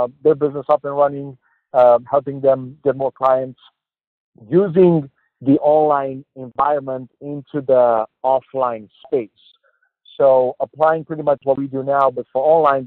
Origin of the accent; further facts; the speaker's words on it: Romania; English is a second language; moved away as an adult; also born or lived in Boston, United States; now in United States; I'm born and raised in Romania, Eastern European country. So I'm an immigrant here. I moved to Boston in 2013